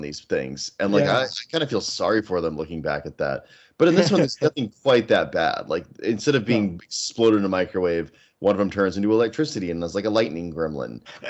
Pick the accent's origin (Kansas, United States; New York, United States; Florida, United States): Kansas, United States; I grew up in Kansas, which is Tornado Alley.